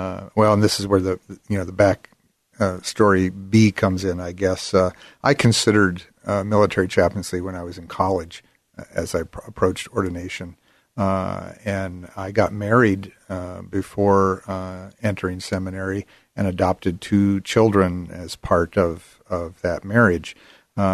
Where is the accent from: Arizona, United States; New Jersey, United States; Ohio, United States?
Arizona, United States; also born or lived in Pennsylvania; Well, partly I grew up in Pennsylvania. And then my family moved to Arizona, big change, and finished my growing up years and my schooling in Arizona.